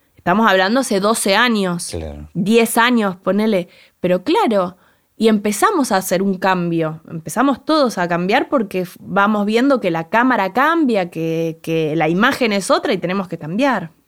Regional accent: Arrecifes, Buenos Aires Province, Argentina

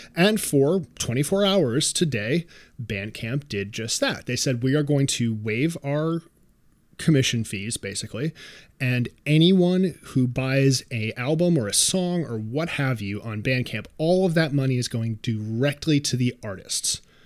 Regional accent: New York City, New York, United States; I am a New Yorker

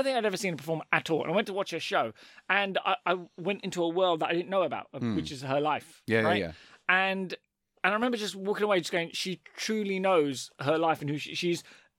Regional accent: London, United Kingdom; I'm from London.

